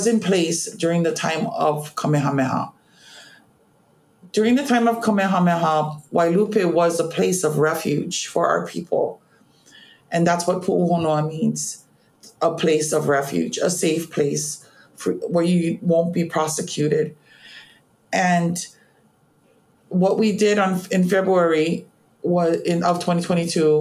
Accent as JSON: {"language": "English", "town": "Honolulu", "region": "Hawaii", "country": "United States", "tie": "born or raised there", "said": "I was born and raised on Oahu, particularly in the Honolulu area."}